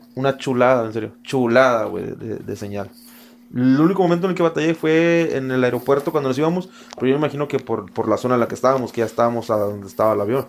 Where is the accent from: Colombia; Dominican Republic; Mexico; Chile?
Mexico; nosotros como mexicanos